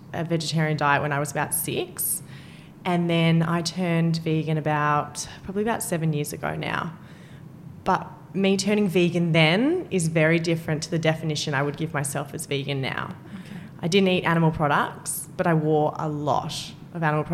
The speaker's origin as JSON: {"language": "English", "town": "Albury", "region": "New South Wales", "country": "Australia", "tie": "born or raised there", "moved": "yes", "said": "I grew up in Albury"}